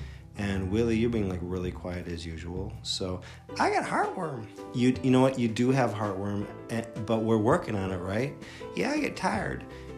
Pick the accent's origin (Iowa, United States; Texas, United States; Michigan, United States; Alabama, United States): Texas, United States; Crash, stop it. I'm from Texas.